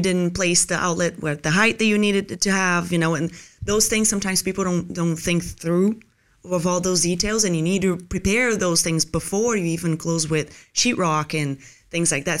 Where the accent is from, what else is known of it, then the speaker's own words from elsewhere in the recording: Brazil; moved away as an adult; also born or lived in Los Angeles, United States; now in Tampa, United States; I was born originally in Brazil, and then I went there for college